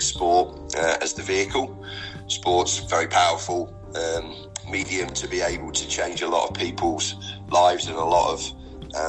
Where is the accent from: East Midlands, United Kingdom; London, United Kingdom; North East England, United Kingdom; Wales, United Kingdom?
East Midlands, United Kingdom; Leicester; now in Newark, United Kingdom; my family and my formative years were spent growing up in Leicester.